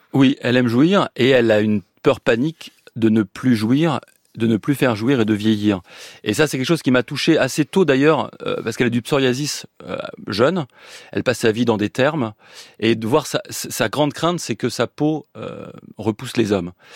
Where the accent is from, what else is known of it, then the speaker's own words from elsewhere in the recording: Nancy, Grand Est, France; je suis né à Nancy